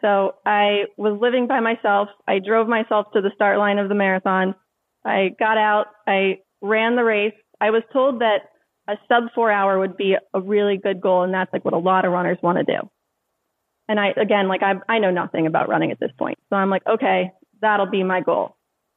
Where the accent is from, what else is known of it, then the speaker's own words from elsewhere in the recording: Maryland, United States; also born or lived in Charleston, South Carolina; I went to college, Charleston, South Carolina. But I was from Maryland. I ended up moving back here in 2012.